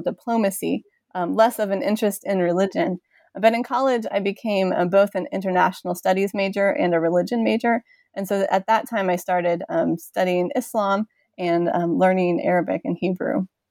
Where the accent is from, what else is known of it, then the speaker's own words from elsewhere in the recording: Missouri, United States; moved away as an adult; also born or lived in Saint Paul, Minnesota; I grew up in a small farming town in Missouri